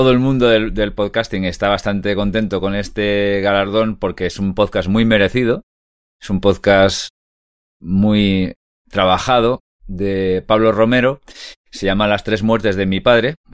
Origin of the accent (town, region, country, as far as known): Catalonia, Spain; now in Madrid, Spain